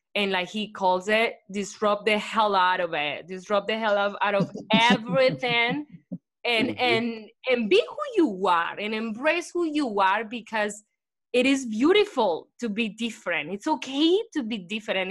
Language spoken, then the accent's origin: English; Colombia; English is a second language; moved away as an adult; now in United States; I hated English when I was in Colombia